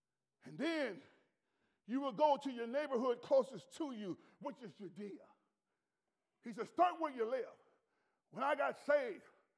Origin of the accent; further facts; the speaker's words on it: Louisville, Kentucky, United States; That's what they used to call me, …, because I was from Louisville, Kentucky.